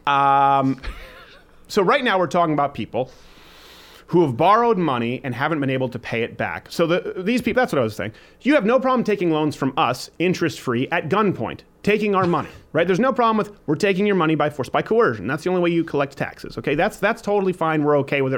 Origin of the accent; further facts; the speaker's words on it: Canada; When I was raised in Canada